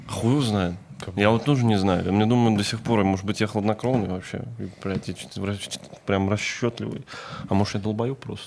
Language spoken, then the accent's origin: Russian; Kovrov, Vladimir Oblast, Russia; moved away; я из Коврова, это рядом